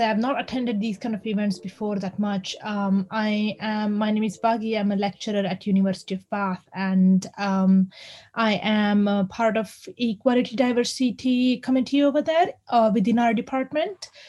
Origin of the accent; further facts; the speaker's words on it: India; now in Bath, United Kingdom; now i'm from india and i have no problem saying where i'm from because i am from india when people ask me i'm fine with it